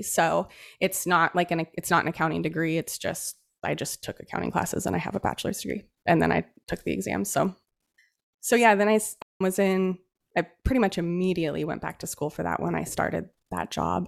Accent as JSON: {"language": "English", "region": "Central Oregon", "country": "United States", "tie": "born or raised there", "said": "I grew up in Oregon, in Central Oregon, in a really blue collar family."}